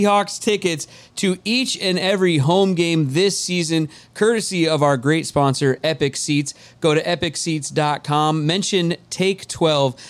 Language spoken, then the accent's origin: English; Edmonds, Washington, United States; I'm a guy from Edmonds.